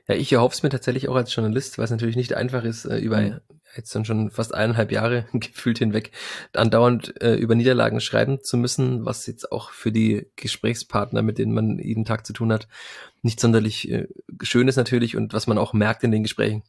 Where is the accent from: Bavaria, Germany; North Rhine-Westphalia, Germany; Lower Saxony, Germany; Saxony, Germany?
Bavaria, Germany; Fürth; bei uns in Franken und in Fürth